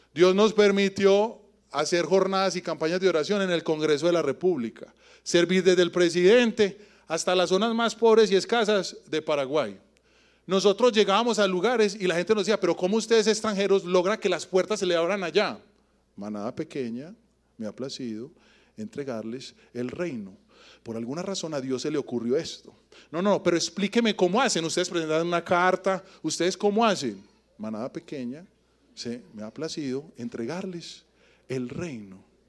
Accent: Medellín, Antioquia, Colombia; also born or lived in Yarumal; Muchos de los que crecimos en Medellín, normalmente nosotros o nuestra familia, no es de acá. Yo personalmente soy de Yarumal.

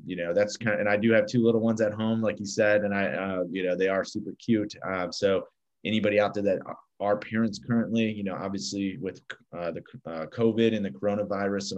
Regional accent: Chicago, Illinois, United States; I grew up in Chicago, which I'm actually sitting in right now

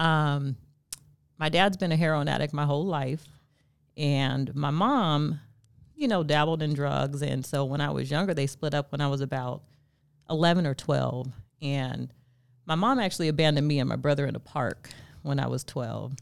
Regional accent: Stockton, California, United States; also born or lived in Sacramento, California; I'm from Stockton, California

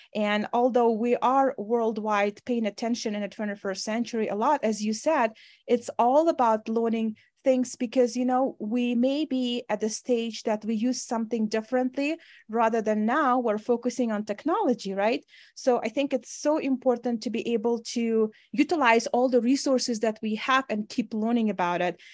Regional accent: Uzbekistan; moved away as an adult; now in Wyoming, United States; when I was growing up in Uzbekistan

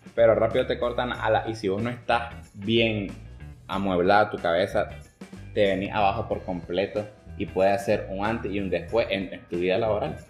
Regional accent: Nicaragua; nosotros nicaragüenses

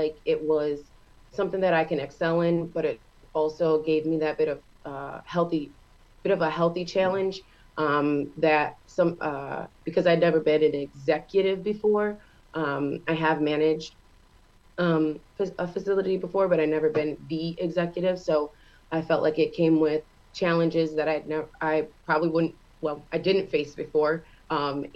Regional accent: Geneva, New York, United States; born and raised Geneva, New York

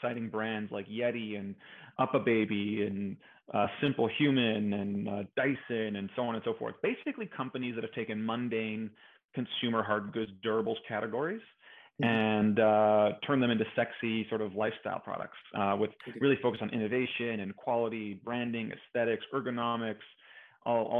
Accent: Montreal, Quebec, Canada; So I'm from Canada. I grew up in Montreal

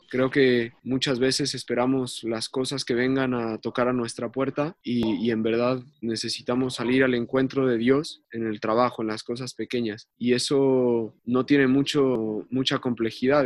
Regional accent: Mexico City, Mexico; also born or lived in San Luis Potosí; now in Santiago, Chile; yo soy mexicano, soy de, la Ciudad de México y hace bastantes años me mudé a San Luis

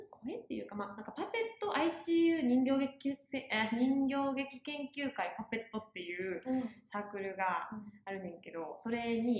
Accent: Osaka, Japan; accent: Kansai dialect; moved away; 出身は大阪なのでちょっと関西弁が出るかもしれません。

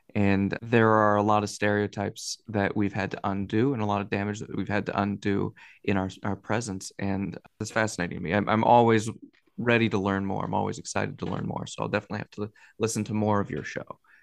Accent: near Monterey Bay, California, United States; now in Seattle, United States; I grew up near the Monterey Bay Aquarium

